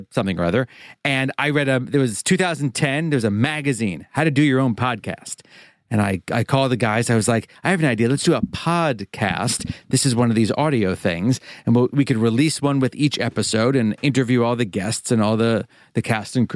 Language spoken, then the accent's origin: English; New York City, New York, United States; Born and raised in New York City, in Manhattan.